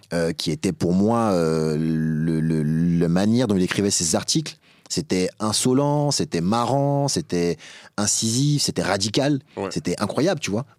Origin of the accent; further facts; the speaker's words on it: Épinay-sur-Seine, Île-de-France, France; moi particulièrement je venais d'Épinay